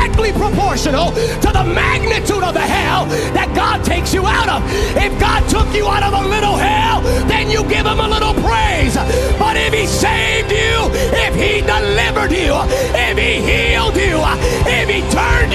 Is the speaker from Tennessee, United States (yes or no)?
no; California, United States; I'm from California